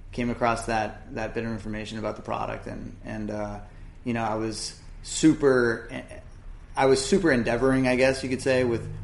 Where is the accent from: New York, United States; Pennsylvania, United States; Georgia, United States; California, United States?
California, United States; San Diego; growing up in San Diego, definitely on the periphery of surf, some of the guys that we sponsor to this day are people that I was friends with growing up.